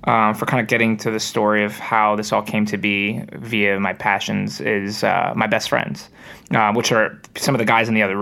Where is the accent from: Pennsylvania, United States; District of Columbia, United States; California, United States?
Pennsylvania, United States; Bucks County; moved away as an adult; now in Philadelphia, United States; I'm from the Bucks County area, so about 15 minutes from the city